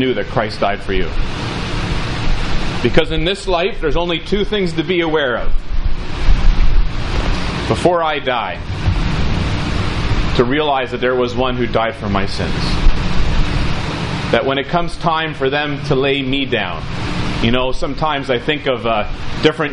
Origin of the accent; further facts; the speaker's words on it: Ridgewood, New Jersey, United States; I was born in Valley Hospital, Ridgewood, New Jersey